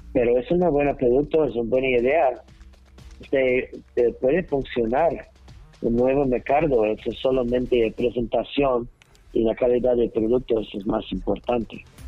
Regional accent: New York, United States; Spanish is a second language; moved away as an adult; also born or lived in Texas; now in Mexico City, Mexico; soy de Nueva York.

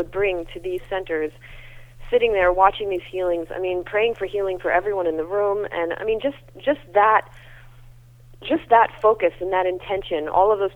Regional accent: United States; I'm so American

